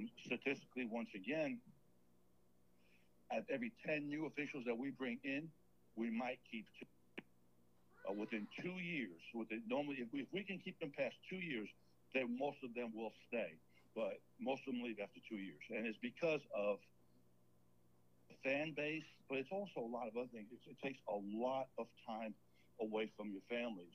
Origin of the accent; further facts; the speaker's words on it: New York, United States; moved away as an adult; now in Enterprise, United States; I grew up in New York. I came down here with the military